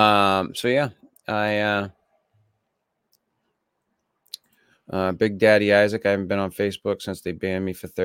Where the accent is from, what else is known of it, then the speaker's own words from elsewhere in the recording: Maine, United States; I'm from Maine